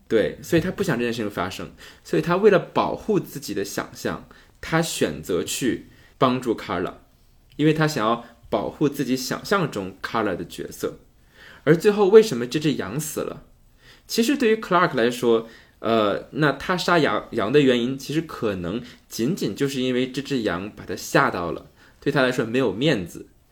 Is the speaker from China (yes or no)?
yes; Northeast China, China; accent: Northeastern Mandarin (东北话); 用我们东北话就嘚瑟